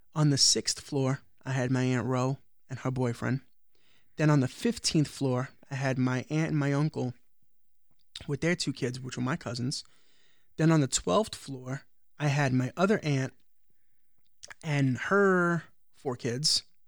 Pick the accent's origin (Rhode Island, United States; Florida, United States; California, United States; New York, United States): New York, United States; New York City; I grew up in the projects of Brooklyn, which I know you don't consider Brooklyn, but everybody knows that I come from Brooklyn, New York, which is Starrett City.